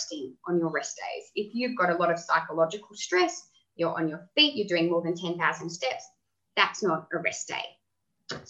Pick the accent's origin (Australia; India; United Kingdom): Australia; Tasmania; I grew up in Tasmania